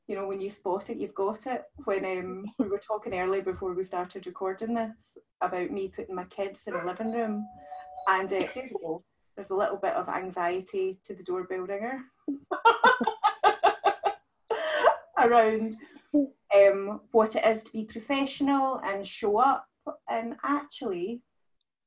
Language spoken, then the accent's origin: English; Scotland, United Kingdom; I'm from Scotland